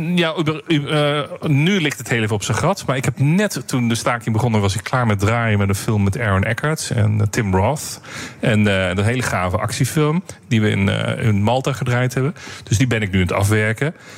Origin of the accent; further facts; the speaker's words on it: Netherlands; wij als Nederlanders